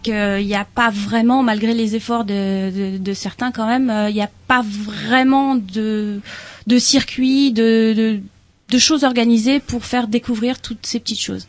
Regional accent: Rennes, Brittany, France; Moi, je suis rennaise.

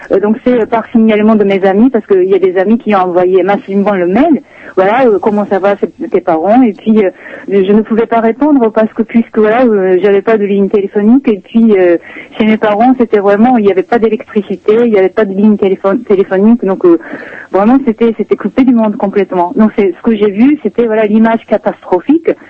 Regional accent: Sendai, Miyagi, Japan; euh, je suis originaire de Sendai.

